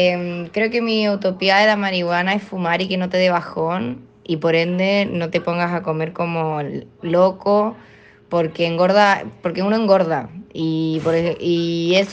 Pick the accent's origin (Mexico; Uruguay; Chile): Chile; Y como le decimos en Chile, el bajón.